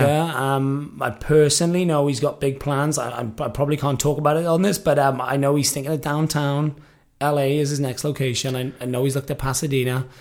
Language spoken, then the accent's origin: English; the Valleys, Wales, United Kingdom; also born or lived in Liverpool, England; now in Los Angeles, United States; I moved to Wales when I was three, three and a half, which is where my mum is from. I grew up in a, a small rural part of Wales, which is known as the Valleys.